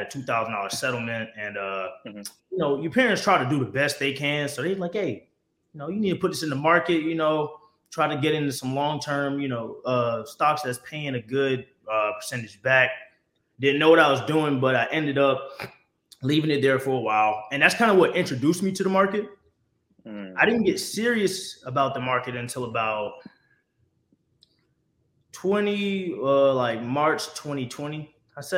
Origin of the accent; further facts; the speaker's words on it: Sumter, South Carolina, United States; I'm originally from Sumter, South Carolina, man, a graduate of Lakewood